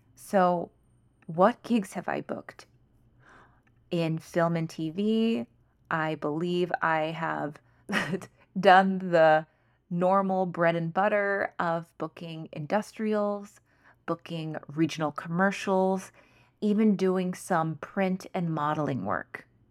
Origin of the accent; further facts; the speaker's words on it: United States; I am Chinese American, so I am a minority. I am a firstborn generation in the U S